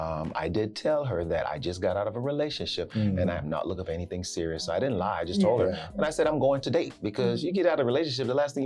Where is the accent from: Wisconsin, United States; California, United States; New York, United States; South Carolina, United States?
South Carolina, United States; now in Houston, United States; I'm originally from South Carolina